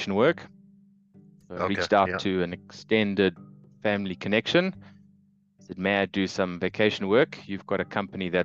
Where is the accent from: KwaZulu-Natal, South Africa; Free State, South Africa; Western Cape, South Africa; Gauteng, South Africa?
Gauteng, South Africa; Johannesburg; I don't have an accent, and that's because I'm from South Africa, Johannesburg